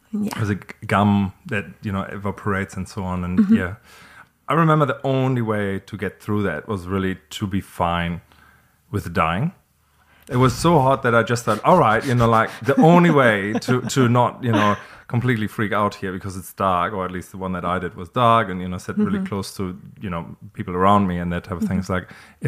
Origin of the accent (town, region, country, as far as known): Germany; born or raised there